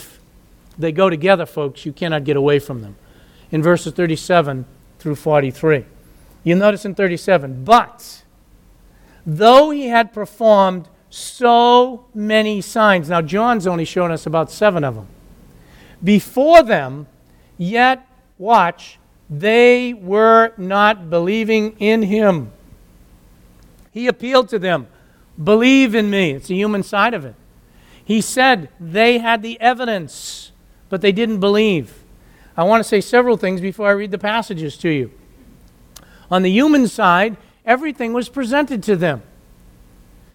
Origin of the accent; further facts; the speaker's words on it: United States; I grew up in the United States